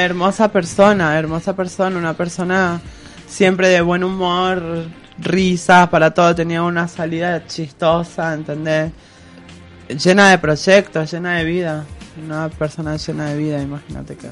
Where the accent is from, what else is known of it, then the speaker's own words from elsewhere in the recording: San Juan, Argentina; now in Córdoba, Argentina; soy oriunda de San Juan